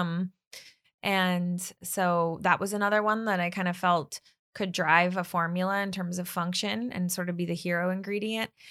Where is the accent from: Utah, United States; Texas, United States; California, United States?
California, United States; Bay Area; now in Los Angeles, United States; I grew up in the Bay Area